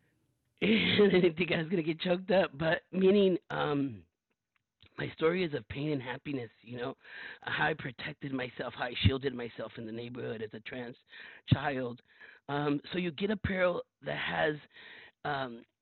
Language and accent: English; Los Angeles, California, United States; I was born and raised in South Central Los Angeles, first generation in a community of brown and black folks